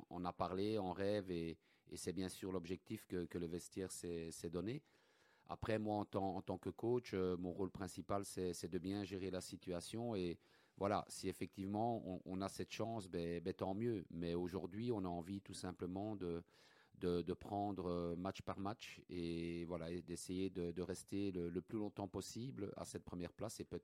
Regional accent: Charleroi, Wallonia, Belgium; Je suis un Carolo, né, né à Charleroi.

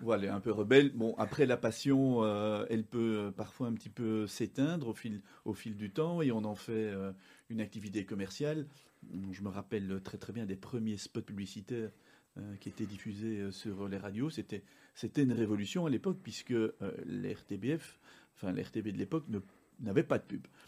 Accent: Uccle, Brussels-Capital Region, Belgium; also born or lived in Morlanwelz; je suis belge, je suis né à, à Uccle, j'ai fait une partie de mes études au Collège Saint-Pierre à Uccle

